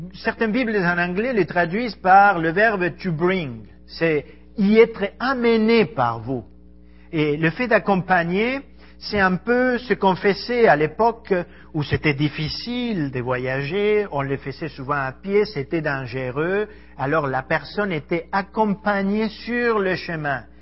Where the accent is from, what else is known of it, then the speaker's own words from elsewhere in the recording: Argentina; French is a second language; moved away as an adult; also born or lived in Ecuador / Paris, France; Je suis argentin. J'ai quitté mon pays il y a 23 ans, grosso modo.